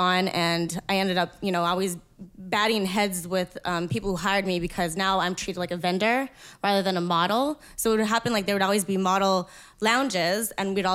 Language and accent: English; Winnipeg, Manitoba, Canada; I'm from Winnipeg.